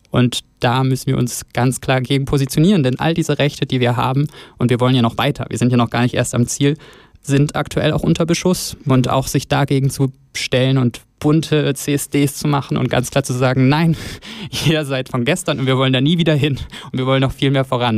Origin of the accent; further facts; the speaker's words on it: Northern Germany, Germany; also born or lived in Osnabrück; now in Bern, Switzerland; aus dem hohen Norden und von meiner Heimat